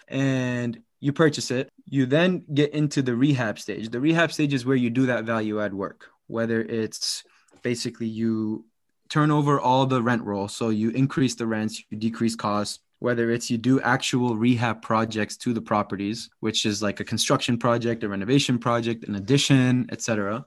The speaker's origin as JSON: {"language": "English", "region": "Massachusetts", "country": "United States", "tie": "born or raised there", "said": "I grew up in Massachusetts"}